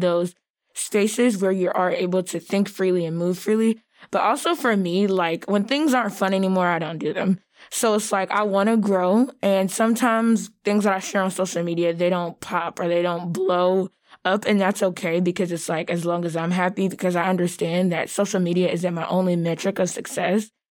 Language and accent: English; the South, United States; being Black and from the South